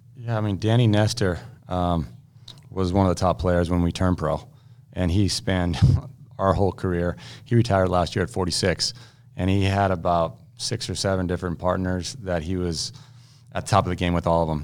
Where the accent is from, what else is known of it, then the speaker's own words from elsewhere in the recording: United States; being an American